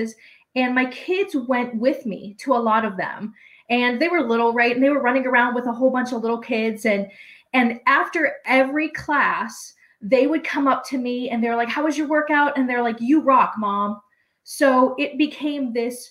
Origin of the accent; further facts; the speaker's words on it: Pittsburgh, Pennsylvania, United States; I am born and raised in Pittsburgh